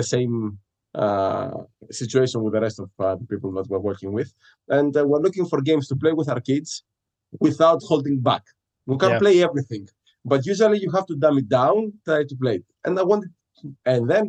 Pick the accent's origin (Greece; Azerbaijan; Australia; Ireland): Greece; moved away as an adult; now in Halifax, Canada; I'm originally from Greece